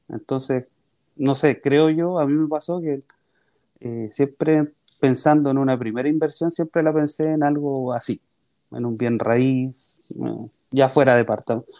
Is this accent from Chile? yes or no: yes; María Pinto, Santiago Metropolitan Region, Chile; Yo soy nacido en María Pinto, que es un pueblito chiquitito que está cerca de Santiago